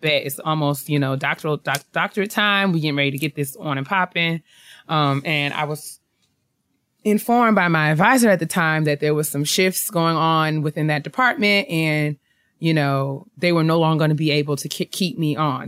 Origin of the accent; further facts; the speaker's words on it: New York, United States; moved away; I'm from New York. I lived there my whole life